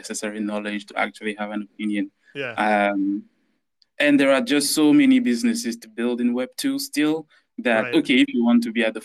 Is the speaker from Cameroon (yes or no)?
yes; Cameroon; moved away as an adult; now in London area, United Kingdom; I'm from Cameroon in Central Africa. I grew up there till I was 20.